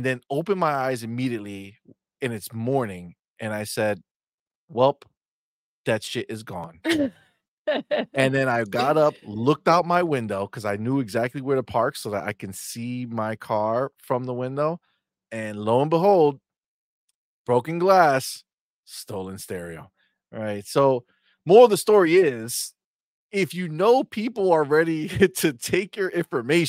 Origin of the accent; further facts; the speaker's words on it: New Jersey, United States; I'm from Jersey